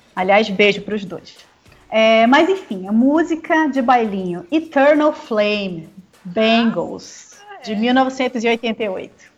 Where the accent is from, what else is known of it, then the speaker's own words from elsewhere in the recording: Manaus, Amazonas, Brazil; como boa manauara bairrista